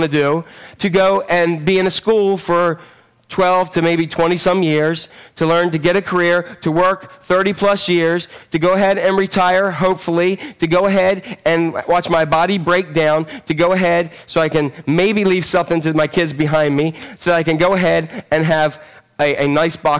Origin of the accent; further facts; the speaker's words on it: Northeast Maryland, United States; Born and raised in Northeast Maryland.